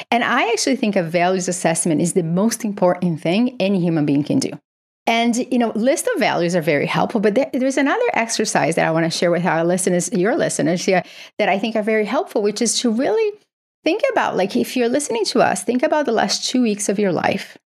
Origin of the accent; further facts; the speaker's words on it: Brazil; moved away; I grew up in Brazil